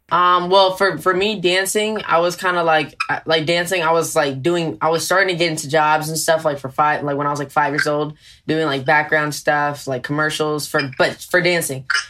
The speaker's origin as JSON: {"language": "English", "town": "Oxnard", "region": "California", "country": "United States", "tie": "born or raised there", "also_born_or_lived": "Ventura, California", "said": "I was born in Ventura, but I was raised obviously in Oxnard, California."}